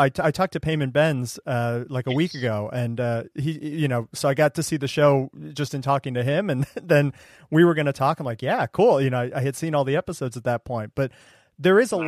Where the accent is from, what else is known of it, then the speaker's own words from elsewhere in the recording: Ohio, United States; I grew up in Ohio